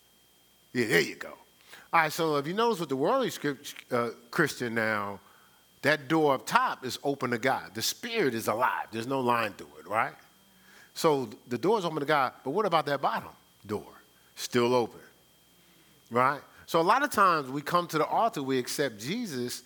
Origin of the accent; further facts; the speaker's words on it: Newark, New Jersey, United States; I'm from Brick City